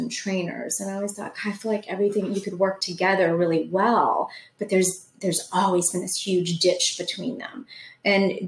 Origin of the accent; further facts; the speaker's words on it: Charleston, South Carolina, United States; I grew up on James Island